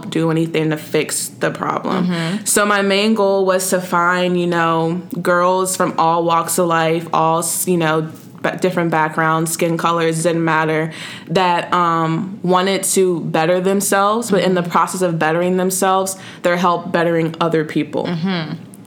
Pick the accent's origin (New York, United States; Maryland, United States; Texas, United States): Maryland, United States; where I was born, which was Maryland.